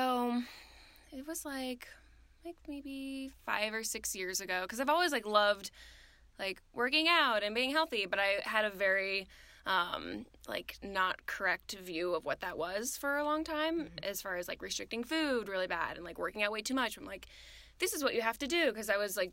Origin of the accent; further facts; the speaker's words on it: Ohio, United States; moved away as an adult; also born or lived in South Carolina; I'm from Ohio, moved to South Carolina, lived there for about 4.5 years before moving here